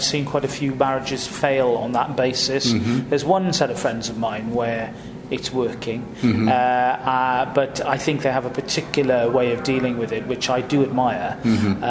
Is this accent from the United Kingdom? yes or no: yes; Llanelli, Wales, United Kingdom; I'm from a place called Llanelli, which is right on the edge of the coalfield of industrial South Wales, an industrial town, a big tin plate town. Mm-hmm. I grew up amongst a forest of chimneys.